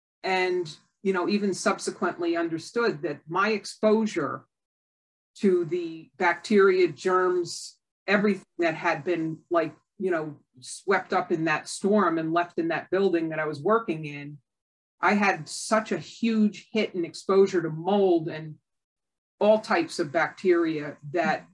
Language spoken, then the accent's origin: English; Connecticut, United States; I grew up in Connecticut, like 20 miles away from Lyme, Connecticut